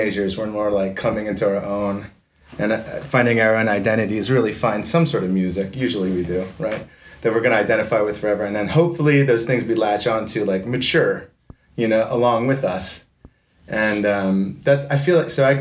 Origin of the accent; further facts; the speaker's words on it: Severna Park, Maryland, United States; moved away; I'm from Severna Park, which is like a Baltimore Annapolis suburb